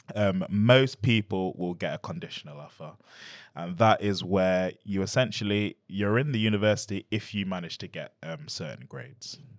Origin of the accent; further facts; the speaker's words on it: Nottingham, East Midlands, United Kingdom; I'm born in Nottingham, I'm born and bred in Nottingham